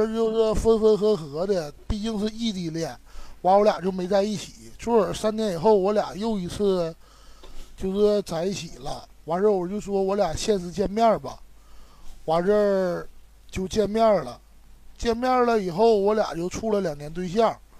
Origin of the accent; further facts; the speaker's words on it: Shenyang, Liaoning, China; 我是沈阳的